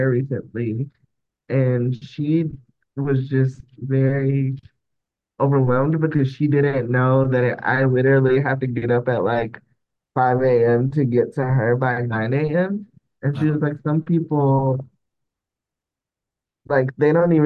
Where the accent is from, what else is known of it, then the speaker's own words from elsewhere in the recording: the South, United States; I grew up in the South, so it was, very religious